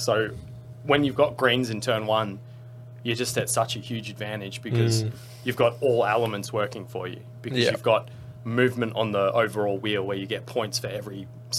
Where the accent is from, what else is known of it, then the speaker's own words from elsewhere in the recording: New Zealand; Yeah, I'm a Kiwi.